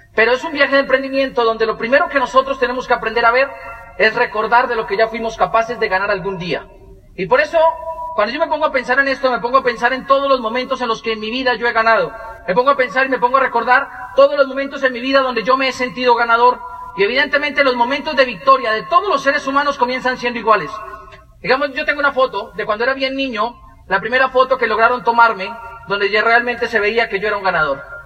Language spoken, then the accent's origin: Spanish; Moniquirá, Boyacá, Colombia; Los dos nacimos en Moniquirá